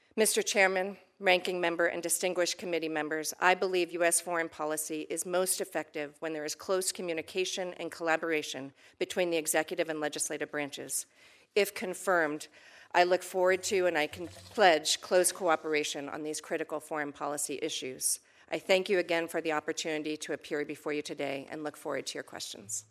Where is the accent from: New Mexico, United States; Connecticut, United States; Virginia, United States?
Virginia, United States; Falls Church; I grew up in Falls Church, Virginia, just a few miles from here.